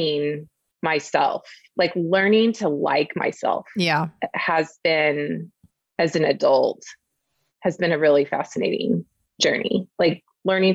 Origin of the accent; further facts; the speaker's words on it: Oklahoma, United States; also born or lived in Dallas; I'm from Oklahoma. My parents are from Oklahoma. My grandparents were from Oklahoma. Like we are people who are deeply rooted here.